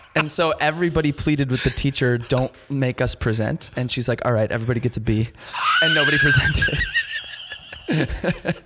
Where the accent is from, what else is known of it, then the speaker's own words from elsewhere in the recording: Chicago, Illinois, United States; born and raised in Chicago, really the suburbs